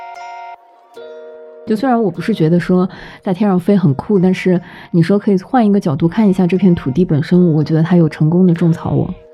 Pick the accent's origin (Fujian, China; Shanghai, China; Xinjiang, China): Shanghai, China; 同样作为上海人